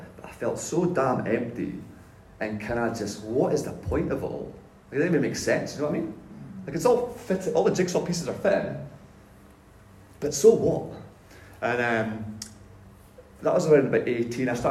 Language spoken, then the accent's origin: English; north of Scotland, United Kingdom; moved away; I was brought up in the north of Scotland